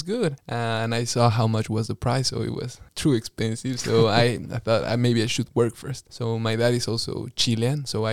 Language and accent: English; Bolivia; moved away as an adult; now in Windsor, Australia; my church in Bolivia